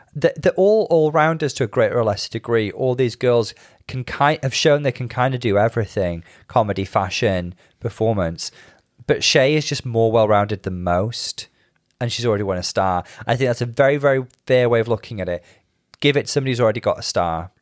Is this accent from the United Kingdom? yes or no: yes; United Kingdom